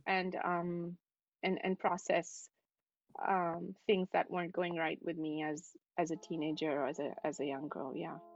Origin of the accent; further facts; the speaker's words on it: New Delhi, Delhi, India; moved away as an adult; also born or lived in Dubai; now in New York City, United States; I'm from New Delhi. I'm from India. Um, and um, yeah, I was born in in New Delhi, and I lived there for um, for most of my life